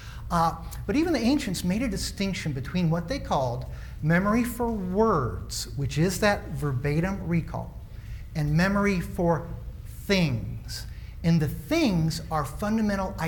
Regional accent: Springfield, Illinois, United States; moved away; my hometown, Springfield, Illinois, the land of Lincoln

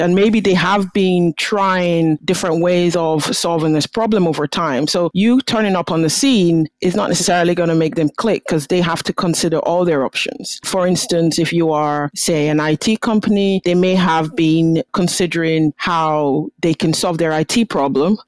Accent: Nigeria; now in Aberdeen, United Kingdom; I'm Nigerian originally

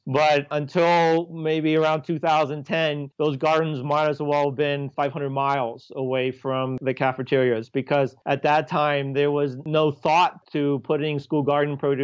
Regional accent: Iowa, United States; moved away as an adult; now in Denver, United States; I started cooking professionally when I was 15 back in my hometown in Iowa

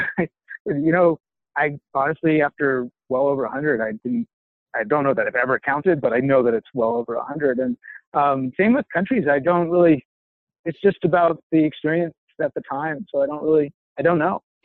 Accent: Boulder, Colorado, United States; I grew up in Boulder

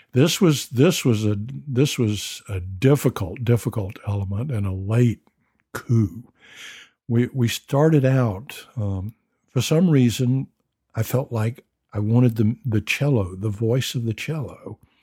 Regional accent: the South, United States; I'm a Southerner

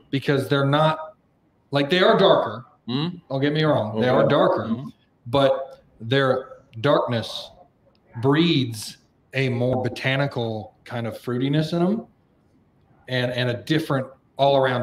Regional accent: Georgia, United States; I grew up in Georgia

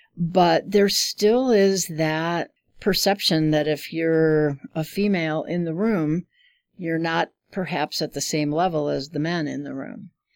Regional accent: Chicago, Illinois, United States; moved away as an adult; now in Omaha, United States; I grew up in Chicago.

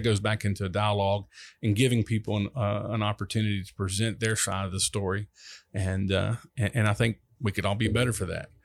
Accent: Long Beach, Mississippi, United States; also born or lived in Pass Christian, Mississippi; I'm from, originally from Long Beach, Mississippi

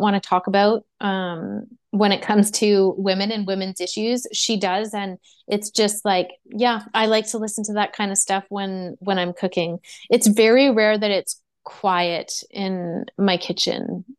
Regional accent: Quebec, Canada; I'm from Quebec

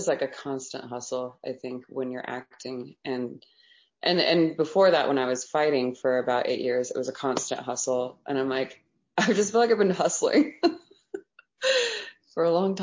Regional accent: Las Vegas, Nevada, United States; growing up in Las Vegas, it was really, it was a little bit rough

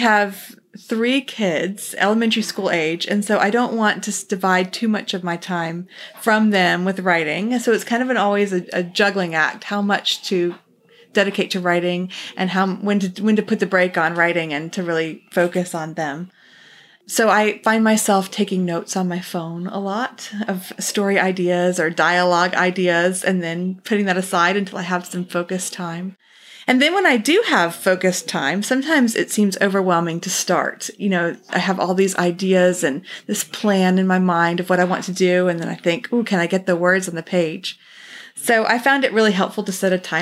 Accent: Texas, United States; also born or lived in New Jersey / China; I was born in New Jersey, moved to Texas at age 8, so I'm a transplant to the South

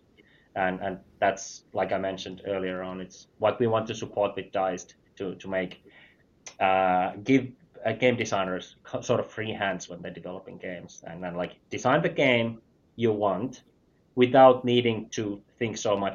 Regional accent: Finland; I'm from Finland

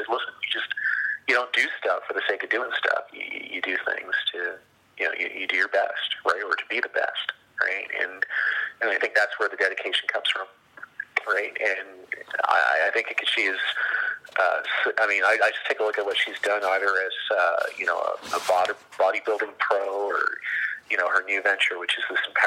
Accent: Canada; I associate myself as being a Canadian of African descent

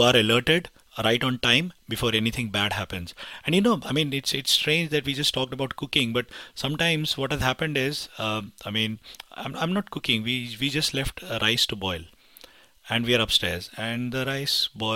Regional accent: India; moved away; I'm from India

